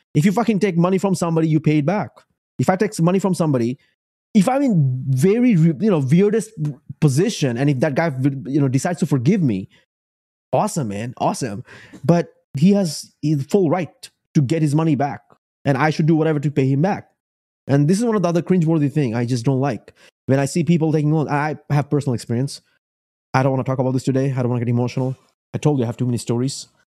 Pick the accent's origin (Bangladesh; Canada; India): Bangladesh; moved away as an adult; also born or lived in Richmond, Virginia; now in Spotsylvania, United States; I come from Bangladesh, moved into the United States in 2008.